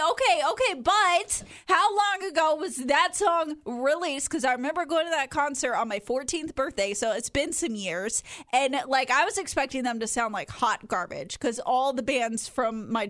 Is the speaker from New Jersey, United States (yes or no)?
no; Texas, United States; born or raised there; moved away